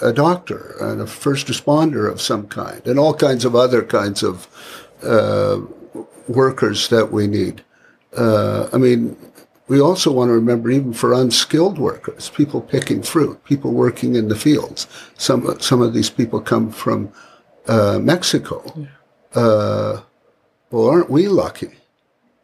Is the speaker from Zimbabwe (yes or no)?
no; Canada; as a Canadian